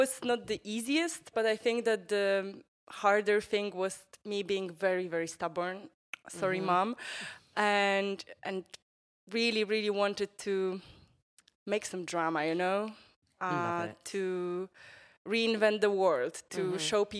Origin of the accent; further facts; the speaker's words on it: Warsaw, Masovian Voivodeship, Poland; I'm …. … I'm from Warsaw.